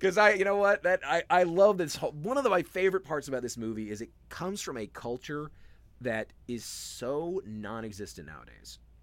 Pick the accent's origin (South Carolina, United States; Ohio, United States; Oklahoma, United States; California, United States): South Carolina, United States; Charleston; I grew up in Charleston